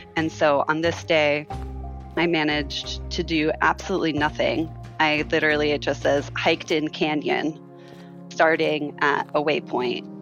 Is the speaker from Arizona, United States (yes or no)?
yes; Phoenix, Arizona, United States; I was born and raised in Arizona, and my family is from the White Mountains of Arizona, and I grew up in Phoenix